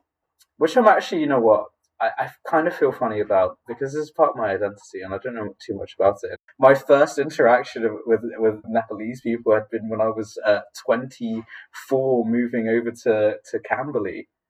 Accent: Philippines; born there; growing up, I identified as Filipino because I was born in the Philippines

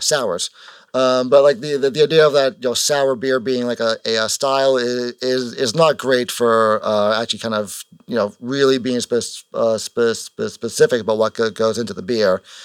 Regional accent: Kingston, Massachusetts, United States; we're from Kingston, which is, like, south of Bo-

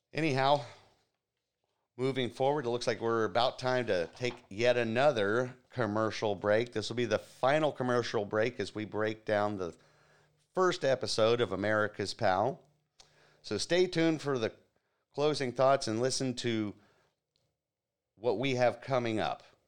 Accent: Florida, United States; my home state here in Florida, the free state of Florida

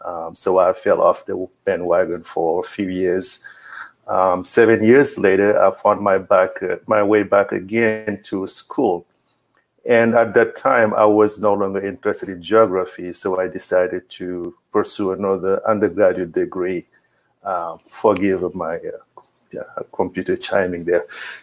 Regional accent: Senegal; moved away as an adult; also born or lived in Dakar, Senegal / Columbus, Ohio, United States; now in United States; I'm from Senegal. So I grew up there, went to college there.

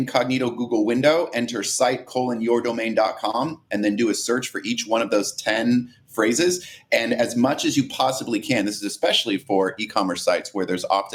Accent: Portland, Oregon, United States; I'm hailing from Portland, Oregon. I am not Canadian.

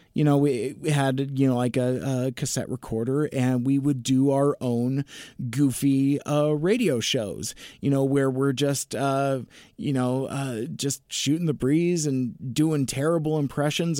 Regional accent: Seattle, Washington, United States; I was born in Seattle. I've lived in the, in the Seattle area my entire life. It's my home

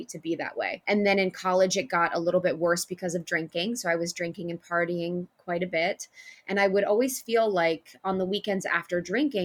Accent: Ohio, United States; now in Los Angeles, United States; I grew up in Ohio in a small town.

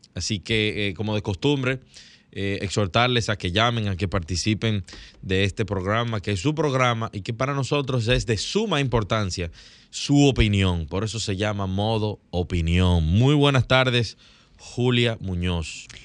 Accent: Dominican Republic; nosotros como dominicanos

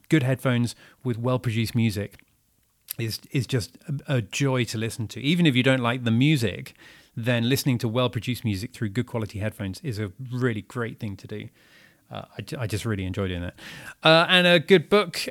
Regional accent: United Kingdom; moved away as an adult; now in Paris, France; I'm British and living here and I've been living here just for this year

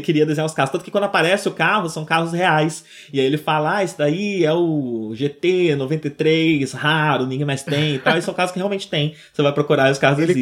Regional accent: Brazil; minha experiência enquanto brasileiro que leu Shaman King com outras pessoas no colégio

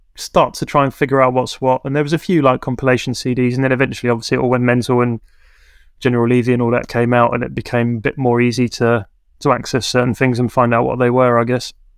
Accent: Camberley, South East England, United Kingdom; the town where I grew up in Camberley

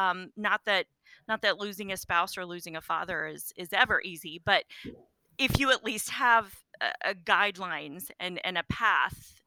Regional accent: Wyandotte County, Kansas, United States; now in Shawnee, United States; I grew up in Wyandotte County

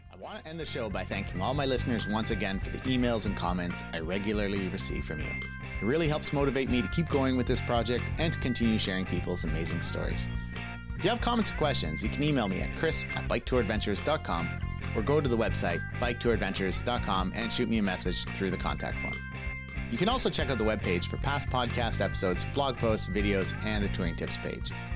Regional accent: Canada; As a Canadian

